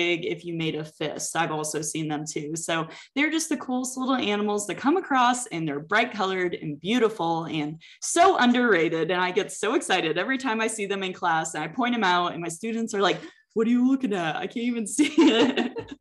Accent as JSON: {"language": "English", "region": "Texas", "country": "United States", "said": "I'm also a Texan"}